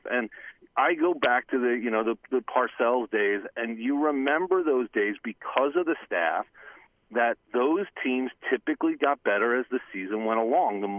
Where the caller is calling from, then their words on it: Cranford, New Jersey, United States; it's … from Cranford.